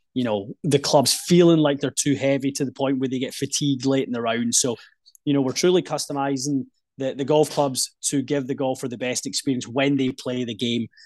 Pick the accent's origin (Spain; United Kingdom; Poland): United Kingdom; just outside Glasgow, west coast of Scotland; Grew up in the west coast of Scotland, uh, just outside Glasgow would be the the kind of major city